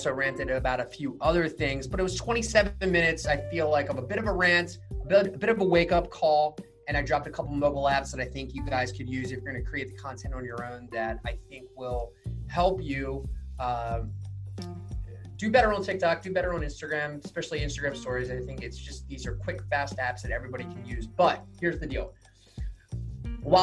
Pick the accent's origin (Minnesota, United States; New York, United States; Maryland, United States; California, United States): Maryland, United States; people ask us where we're from here and we're like Maryland